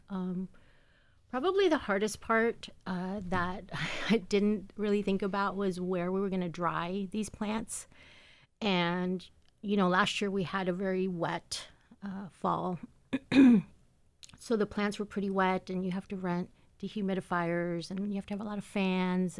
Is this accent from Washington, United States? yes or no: yes; Seattle, Washington, United States; moved away; I grew up in Seattle, Washington.